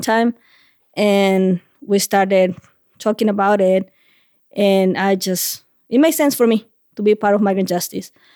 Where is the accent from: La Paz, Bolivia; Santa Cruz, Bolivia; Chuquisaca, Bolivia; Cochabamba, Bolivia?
La Paz, Bolivia; first language Spanish; English is a second language; moved away as an adult; also born or lived in Columbus, Ohio; now in Vermont, United States; I'm originally from La Paz, Bolivia